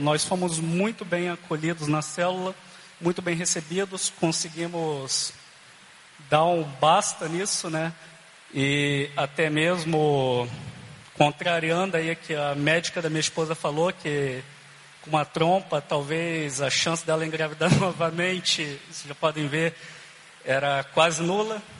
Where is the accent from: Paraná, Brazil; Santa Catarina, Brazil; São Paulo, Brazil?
Paraná, Brazil; Curitiba; moved away as an adult; also born or lived in Caxias do Sul; Somos aqui de Curitiba mesmo, né? Mas eu sou militar, ficamos nove anos fora de Curitiba